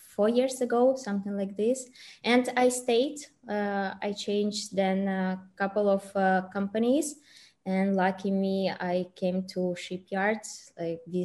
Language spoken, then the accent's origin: English; Russia; moved away as an adult; also born or lived in China; I actually was studying in China and I'm from Russia